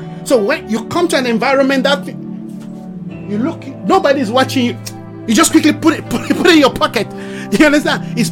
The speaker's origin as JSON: {"language": "English", "country": "Nigeria", "said": "my nationality as a Nigerian"}